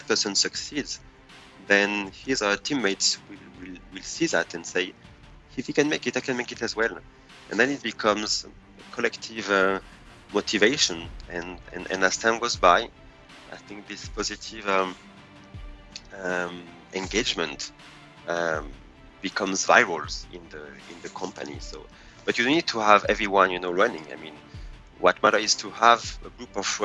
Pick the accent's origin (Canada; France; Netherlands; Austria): France; English is a second language; moved away as an adult; also born or lived in Paris suburbs, France / Angoulême, France; now in Seoul, South Korea; I grew up in the suburb of Paris until my 9 years old. And then my parents decided to relocate in the countryside in a very small town called Angoulême